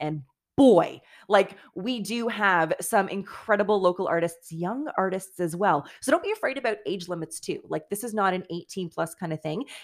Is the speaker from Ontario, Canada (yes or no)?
yes; Toronto, Ontario, Canada; moved away as an adult; also born or lived in Timmins / London, Ontario; now in Kingston, Canada; I did Take Your Kid to Work Day in grade 9 with Marilyn Dennis in Toronto at Chum FM